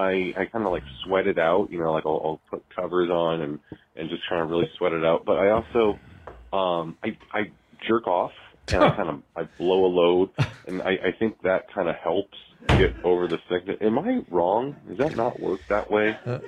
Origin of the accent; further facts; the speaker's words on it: New Jersey, United States; now in Netherlands; Calling from the Netherlands. I'm originally American from New Jersey, but I live in the Netherlands.